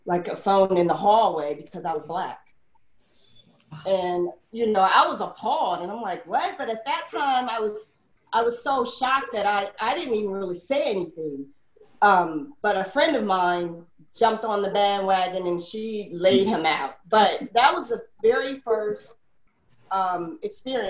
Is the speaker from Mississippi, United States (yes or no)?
yes; Mississippi, United States; We're from Mississippi